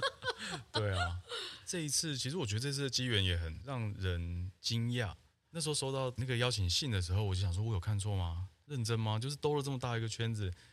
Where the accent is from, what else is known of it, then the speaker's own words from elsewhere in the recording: Taiwan; 那时候你生活，而且成长在台湾